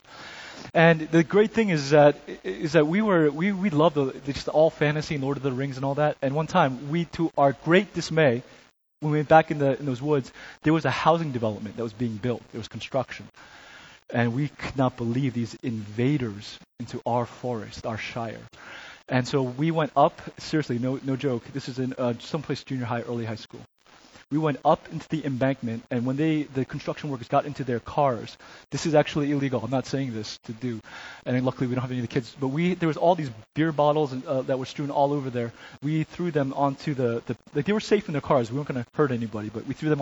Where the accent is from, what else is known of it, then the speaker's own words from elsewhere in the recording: New Jersey, United States; moved away as an adult; also born or lived in Chicago; to live and grow up in New Jersey